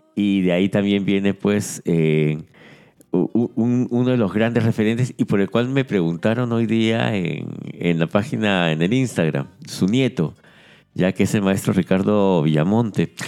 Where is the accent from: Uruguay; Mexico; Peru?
Peru